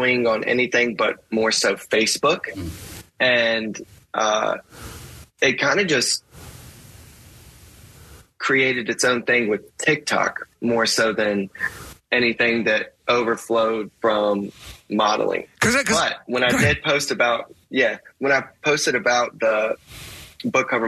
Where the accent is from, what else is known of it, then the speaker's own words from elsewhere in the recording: Altavista, Virginia, United States; I'm from Alta Vista, Virginia, 2,000 people, and grew up getting bullied